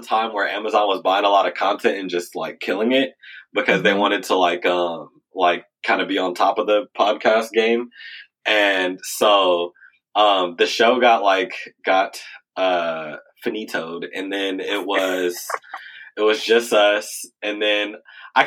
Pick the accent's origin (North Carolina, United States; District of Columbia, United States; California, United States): California, United States; Richmond; I grew up in Richmond, California